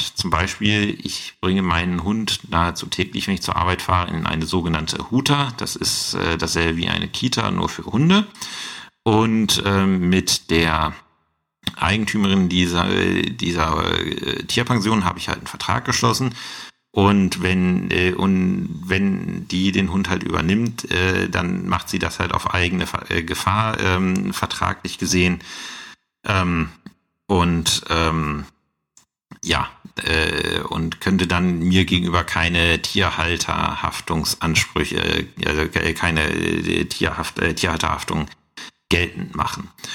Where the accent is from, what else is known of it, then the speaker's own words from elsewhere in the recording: Saxony-Anhalt, Germany; bei uns in Sachsen-Anhalt